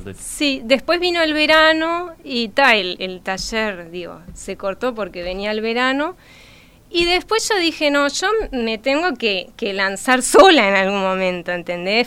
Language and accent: Spanish; Montevideo, Uruguay; nací acá en Montevideo.